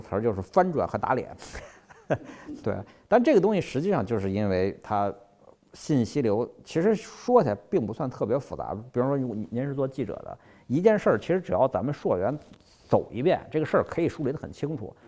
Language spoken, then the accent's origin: Chinese; Qinghai, China; moved away; 我小时候是在青海长大的